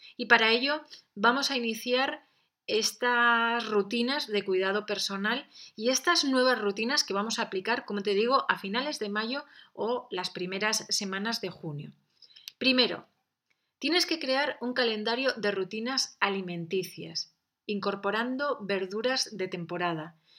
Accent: San Sebastián, Basque Country, Spain; Yo que he nacido en un ambiente de playa, soy de San Sebastián

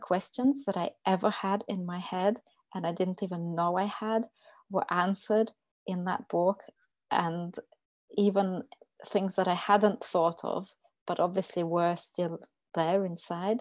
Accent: Russia; moved away as an adult; now in United Kingdom; I'm originally from Russia.

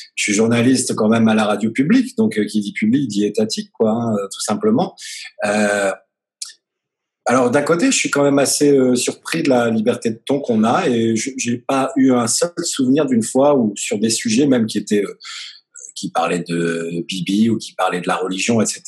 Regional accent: France; now in Tel Aviv, Israel; nous, on est français

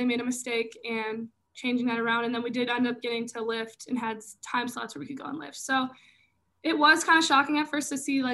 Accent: Minnesota, United States; I am from Minnesota, so, you know, state of hockey

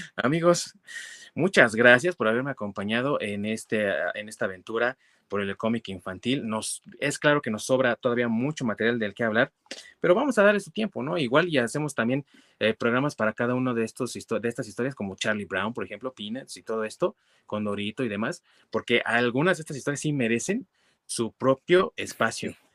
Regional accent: Mexico; representaciones de nuestra infancia como mexicanos

